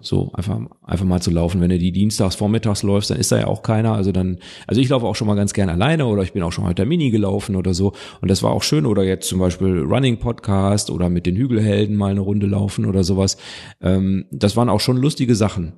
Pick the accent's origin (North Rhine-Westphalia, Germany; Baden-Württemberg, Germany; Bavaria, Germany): North Rhine-Westphalia, Germany; Witten; weil ich bin ja aus dem Ruhrgebiet